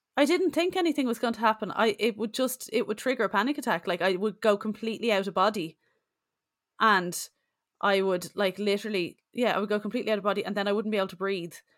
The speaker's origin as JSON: {"language": "English", "town": "Bray", "region": "County Wicklow", "country": "Ireland", "moved": "yes", "said": "I'm from Bray, County Wicklow originally"}